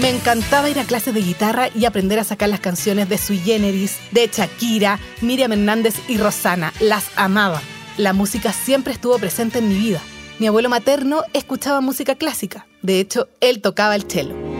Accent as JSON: {"language": "Spanish", "town": "Santiago", "region": "Santiago Metropolitan Region", "country": "Chile", "tie": "born or raised there", "said": "en esas calles angostas fue donde crecí. Yo nací en Chile"}